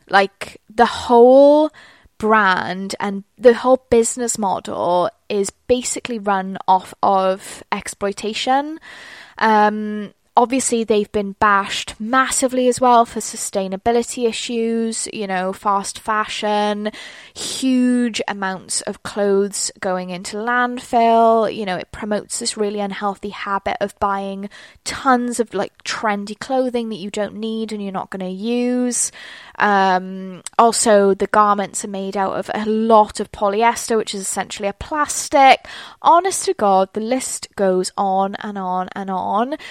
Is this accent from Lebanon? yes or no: no; United Kingdom; I'm British.